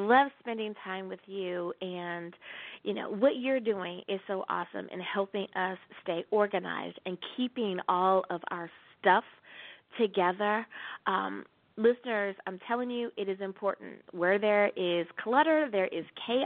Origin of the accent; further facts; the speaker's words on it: Virginia, United States; now in Long Beach, United States; I grew up in Virginia, right on the coast, living in California in downtown Long Beach